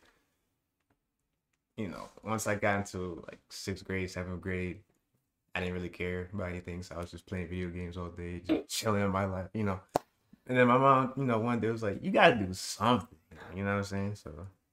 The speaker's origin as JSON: {"language": "English", "town": "Rochester", "region": "New York", "country": "United States", "tie": "born or raised there", "moved": "as an adult", "lives_now": "Texas, United States", "said": "I was born here. I was born in Rochester, but you know, I was born in the hood part of Rochester."}